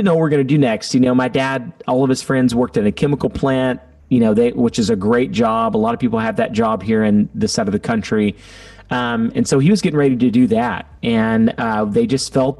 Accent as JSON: {"language": "English", "town": "Baytown", "region": "Texas", "country": "United States", "tie": "born or raised there", "said": "I'm actually from Baytown, Texas"}